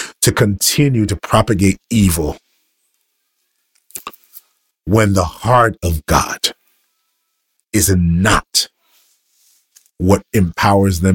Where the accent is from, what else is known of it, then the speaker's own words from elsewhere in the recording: United States; I am American.